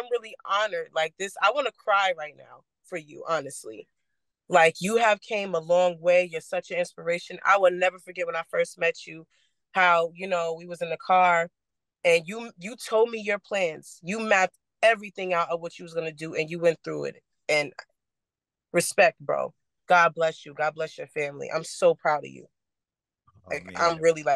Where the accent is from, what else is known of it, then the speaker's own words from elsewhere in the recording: Long Island, New York, United States; I'm from Long Island, New York, born and raised.